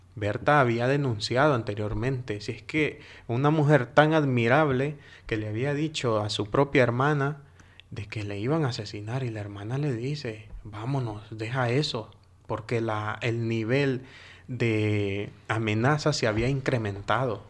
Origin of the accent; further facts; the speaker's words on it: Honduras; moved away; yo como hondureño